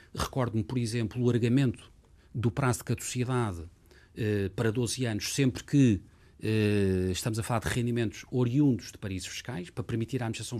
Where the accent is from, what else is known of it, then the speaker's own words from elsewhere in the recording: Lisbon, Portugal; Lisboa é a minha cidade desde sempre. Nasci em Lisboa, uh, vivi em Lisboa